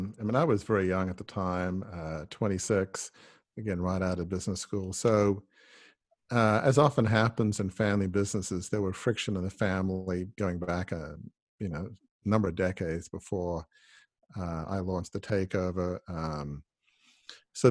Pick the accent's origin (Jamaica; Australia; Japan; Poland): Australia; Sydney, New South Wales; Well, I grew up in the eastern suburbs of Sydney in Double Bay, which for those who are not from Sydney is kind of, you know, the most exclusive part of Sydney.